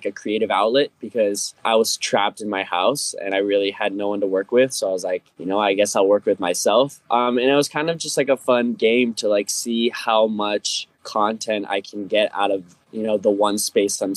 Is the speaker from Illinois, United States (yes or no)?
no; Fort Collins, Colorado, United States; moved away as an adult; also born or lived in New York; this is my hometown in Fort Collins